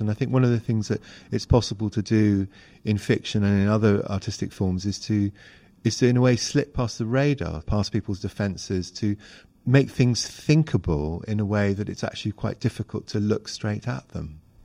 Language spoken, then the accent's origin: English; Hong Kong; moved away; I grew up in Hong Kong